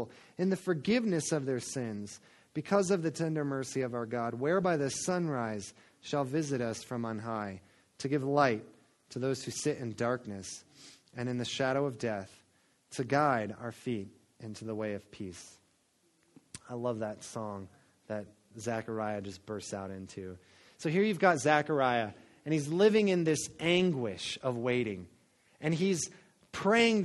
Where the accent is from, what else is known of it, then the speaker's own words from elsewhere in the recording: Florida coast, United States; I grew up on the Florida coast